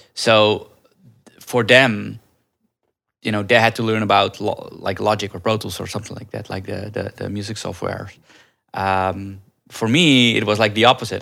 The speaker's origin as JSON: {"language": "English", "country": "Netherlands", "tie": "born or raised there", "also_born_or_lived": "India", "moved": "as an adult", "lives_now": "Los Angeles, United States", "said": "I grew up in Holland. I was actually adopted from India when I was a baby"}